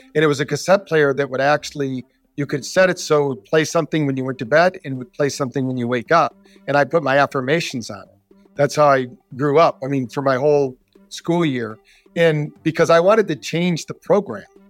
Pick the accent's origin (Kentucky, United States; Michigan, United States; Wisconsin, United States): Michigan, United States; Battle Creek; moved away; also born or lived in Scottsdale, Arizona; I grew up in Battle Creek, Michigan, the cereal city